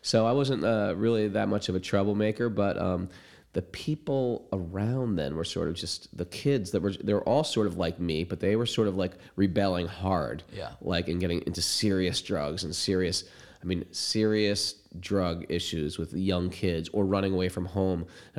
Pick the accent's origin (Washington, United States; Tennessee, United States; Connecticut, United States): Connecticut, United States; Oh, where I grew up. I grew up in Connecticut, like a regular small suburban town, big Italian family, six out of seven kids.